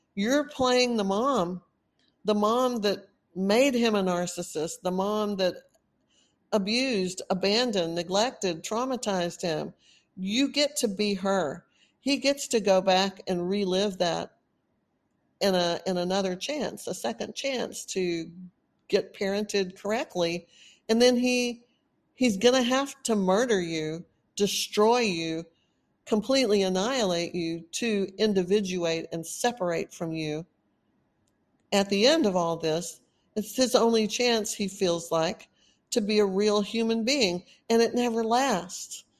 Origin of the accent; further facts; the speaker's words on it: Texas, United States; accent: Texan; moved away as an adult; also born or lived in Austin, Texas; now in California, United States; I've been in Texas most of my life. Of course, I sound like a Texan.